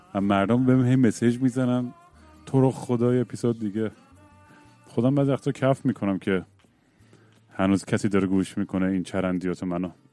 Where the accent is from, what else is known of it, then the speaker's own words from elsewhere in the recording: United States; ما تو 1980s تو آمریکا بزرگ شدیم